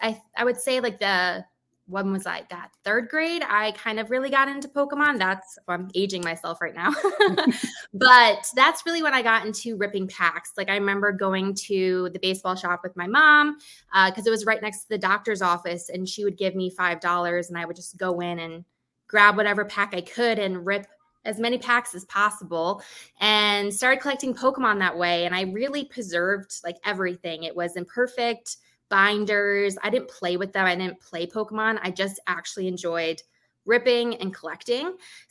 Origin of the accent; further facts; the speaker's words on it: Chicago, Illinois, United States; I go as the … on TikTok or on Instagram. I'm from Chicago, so I'm a big Chicago sports fan. I live right near the White Sox Stadium